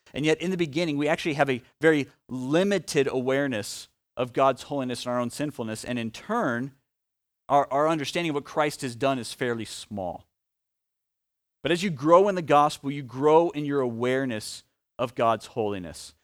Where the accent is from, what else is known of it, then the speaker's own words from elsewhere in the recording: Omaha, Nebraska, United States; a kid from Omaha who now is a, uh, adult who lives in Omaha